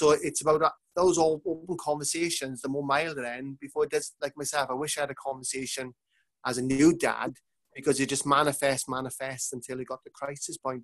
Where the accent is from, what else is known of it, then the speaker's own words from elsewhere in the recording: Manchester, North West England, United Kingdom; I'm coming from Manchester